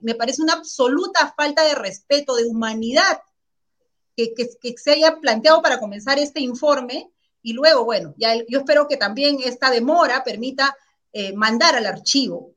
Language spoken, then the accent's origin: Spanish; Carabayllo, Lima, Peru; also born or lived in Ancash; yo vengo de Caraballo